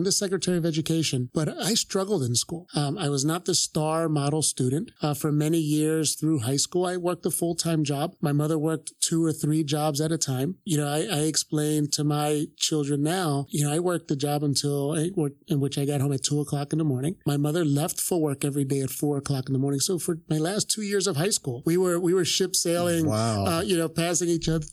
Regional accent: Philadelphia, Pennsylvania, United States; born and raised here in Philadelphia

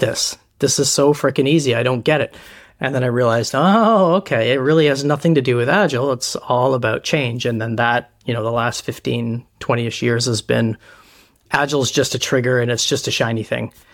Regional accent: Canada; I'm Canadian

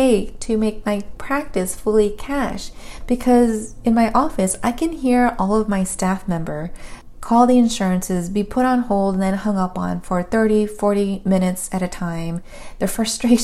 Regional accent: California, United States; as a Californian girl

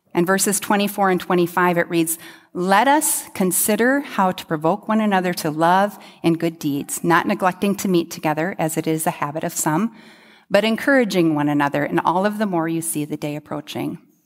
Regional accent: United States; as an American

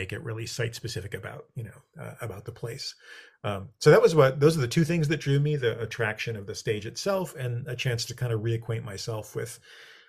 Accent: Beverly, Massachusetts, United States; also born or lived in Worcester, Massachusetts; I grew up in Beverly.

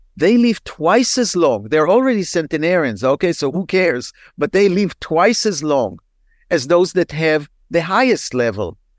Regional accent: Israel; moved away as an adult; now in United States; I'm, I'm originally from Israel, and when I practiced in Israel in the eighties

